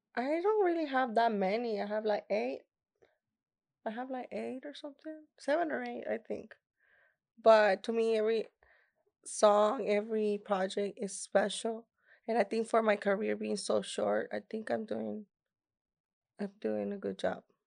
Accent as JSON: {"language": "English", "town": "Laredo", "region": "Texas", "country": "United States", "tie": "born or raised there", "first_language": "Spanish", "second_language": "English", "said": "it was in my hometown. It was the first time that I was actually performing in Laredo, Texas"}